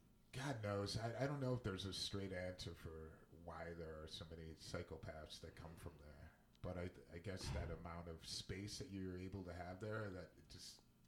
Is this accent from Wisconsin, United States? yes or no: no; Shaker Heights, Ohio, United States; where I come from in Cleveland or in Shaker, where I grew up